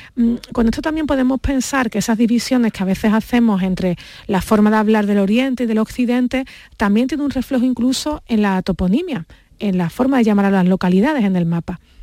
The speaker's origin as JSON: {"language": "Spanish", "region": "Andalusia", "country": "Spain"}